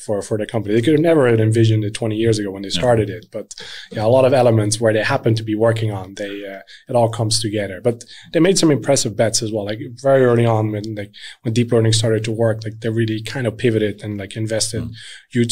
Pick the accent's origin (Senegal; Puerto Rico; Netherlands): Netherlands; moved away as an adult; now in Sweden; I grew up in the Netherlands